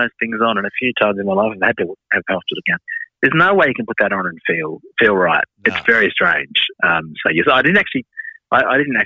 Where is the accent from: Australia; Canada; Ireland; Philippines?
Australia; being Australian